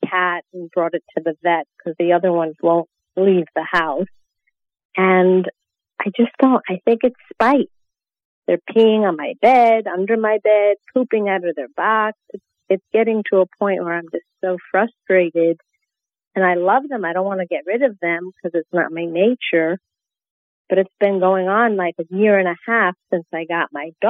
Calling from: Fort Lauderdale, Florida, United States; Um, I'm from Fort Lauderdale, Florida

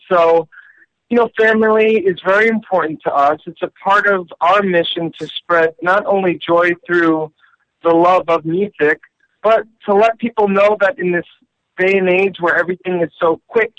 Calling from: New York City, New York, United States; I'm calling you from New York City.

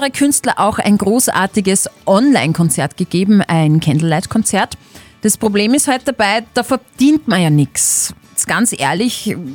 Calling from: St. Agatha, Upper Austria, Austria; Von St. Agatha

